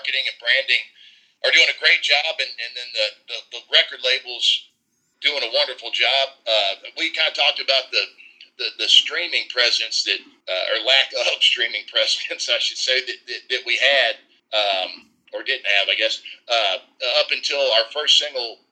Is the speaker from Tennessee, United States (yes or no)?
yes; Nashville, Tennessee, United States; I grew up here in Nashville